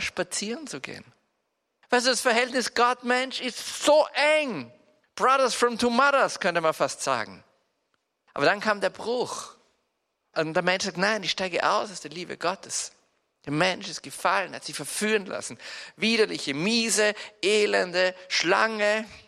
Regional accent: Salzburg, Austria; Bei uns in Salzburg

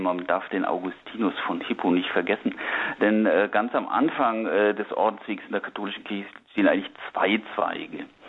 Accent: Lower Franconia near Würzburg, Bavaria, Germany; now in Berlin, Germany; ich bin im katholischen Unterfranken bei Würzburg aufgewachsen

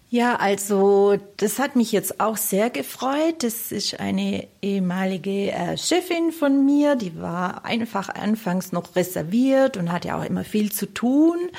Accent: Steinhausen an der Rottum, Baden-Württemberg, Germany; accent: South German; aus dem Kreis Biberach, genau aus Steinhausen an der Rottung

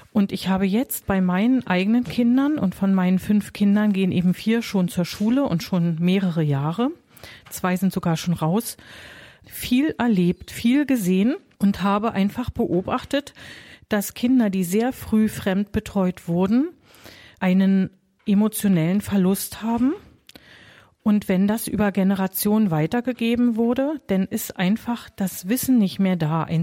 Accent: East Berlin, Berlin, Germany; Also ich bin selber in der DDR aufgewachsen, in Ostberlin.

